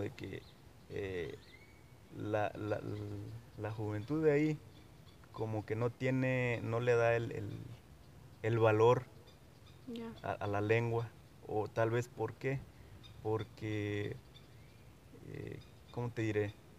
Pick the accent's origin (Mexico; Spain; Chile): Mexico; Huasteca region of Veracruz; first language Nahuatl; Spanish is a second language; soy nahuablante eh, de la, eh, del estado de Veracruz, de la zona huasteca veracruzana